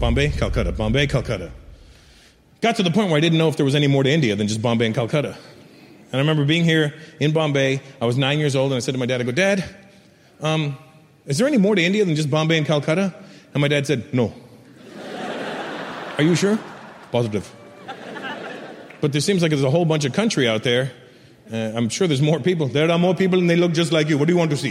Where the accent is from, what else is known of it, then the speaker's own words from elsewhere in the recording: Canada; moved away as an adult; now in United States; I'm Canadian.